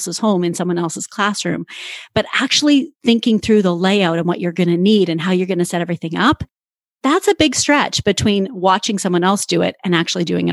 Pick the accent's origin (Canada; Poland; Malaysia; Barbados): Canada; accent: Canadian; moved away; I was living in Canada at the time. You'll probably hear my Canadian accent